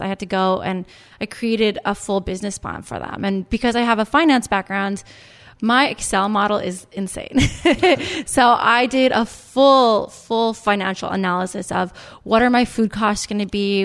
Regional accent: Canada; moved away as an adult; also born or lived in New York; now in United States; I'm Canadian. I went to business school in Canada, and then I moved to New York

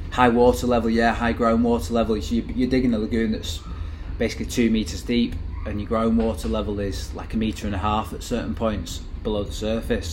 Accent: Manchester, North West England, United Kingdom; Growing up in Manchester in, in, that age

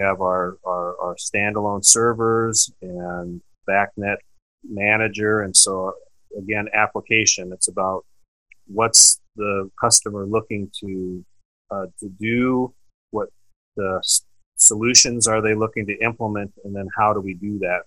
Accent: Eastern Washington, United States; moved away as an adult; also born or lived in Calgary area, Canada / Spokane area, Washington; now in Canada; I was born in Eastern Washington, and then I've lived in Canada now for the last 10 years.

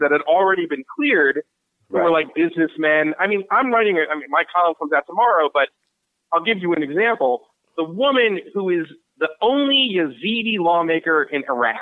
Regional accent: Philadelphia, Pennsylvania, United States; I was raised in Philadelphia

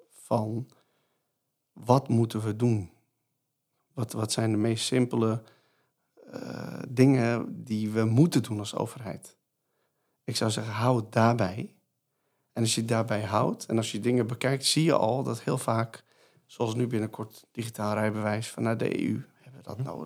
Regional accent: Netherlands; willen wij dit als Nederlanders?

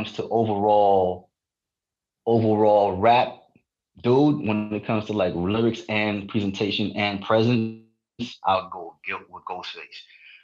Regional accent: New York City, New York, United States; also born or lived in Dominica; I grew up in Queens, South Jamaica, Queens.

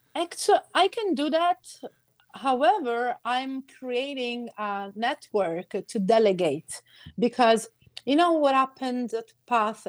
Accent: Carlentini, Sicily, Italy; first language Sicilian; English is a second language; I'm from Carlentini

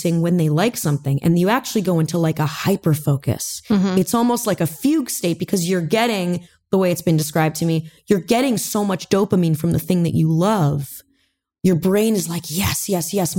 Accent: Manhattan Beach, California, United States; I grew up in Manhattan Beach, California

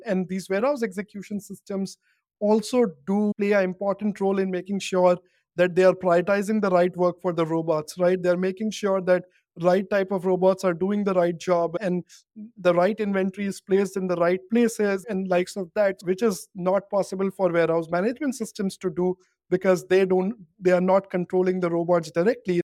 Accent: Kanpur, Uttar Pradesh, India; I grew up in, um, a town called Kanpur in India

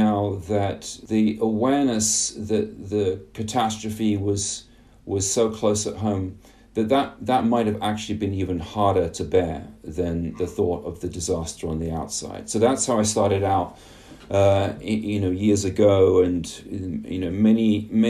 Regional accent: England, United Kingdom; growing up in England in the 1970s and 1980s

